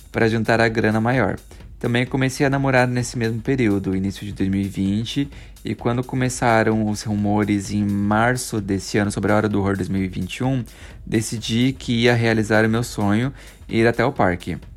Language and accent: Portuguese; Recife, Pernambuco, Brazil; é, mas como sou de Recife, nunca tive a chance de ir até então.